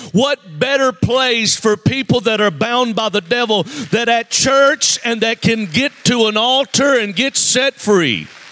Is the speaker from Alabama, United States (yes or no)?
yes; Mobile, Alabama, United States; I'm from Mobile, Alabama